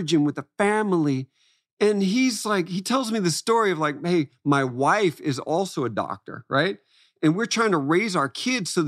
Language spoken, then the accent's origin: English; Florida, United States; moved away; I'm coming from Florida